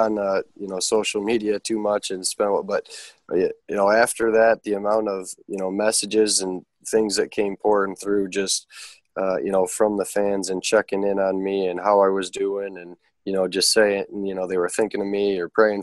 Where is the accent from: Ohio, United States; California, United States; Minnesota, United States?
Ohio, United States; Toledo; it's my hometown